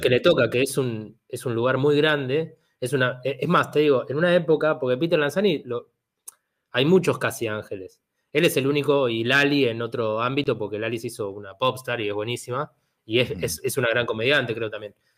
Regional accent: Argentina; soy argentino o soy a lo sumo un italiano

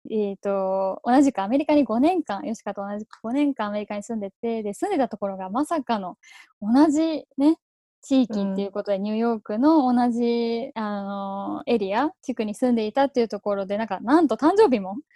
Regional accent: Thailand; moved away as an adult; now in Japan; I was born in Japan and I moved to Thailand when I was 3 years old and then I stayed in Thailand until 18.

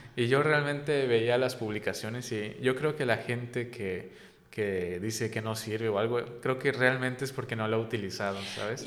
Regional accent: Yucatán, Mexico; siendo yo yucateco

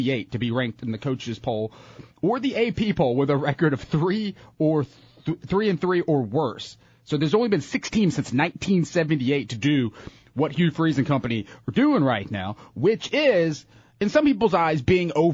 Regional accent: the South, United States; I'm from the South. It gives me something fun to rally behind as a Southerner

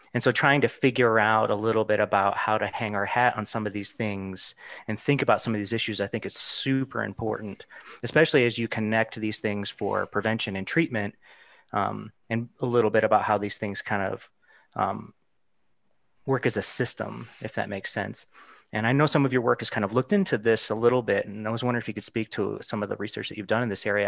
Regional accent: Arizona, United States; I'm from Arizona too

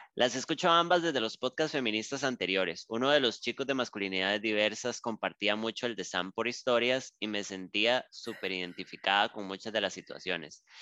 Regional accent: Costa Rica; yo aquí en Costa Rica

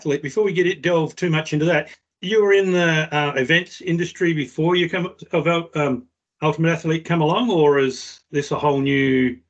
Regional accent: Esperance, Western Australia, Australia; moved away as an adult; now in New Zealand; I'm from Perth. Well, from Esperance, below Perth, but from a West Australian boy.

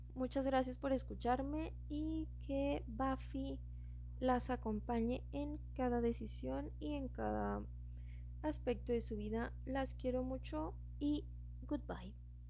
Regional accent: Mexico; soy mexicana

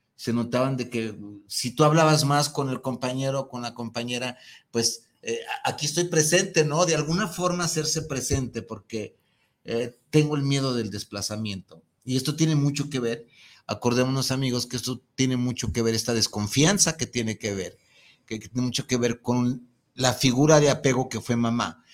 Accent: Mexico; los mexicanos éramos los más celosos del planeta

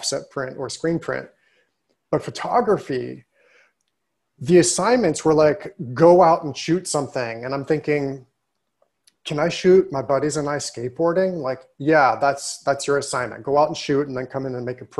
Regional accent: Pittsburgh, Pennsylvania, United States; also born or lived in Rochester / New Haven; because I grew up in Pittsburgh.

